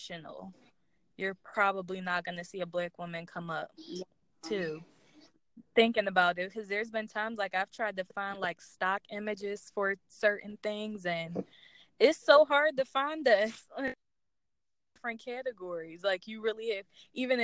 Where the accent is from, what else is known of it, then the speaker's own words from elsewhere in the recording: Philadelphia, Pennsylvania, United States; I'm from Philadelphia, so I'm from a big city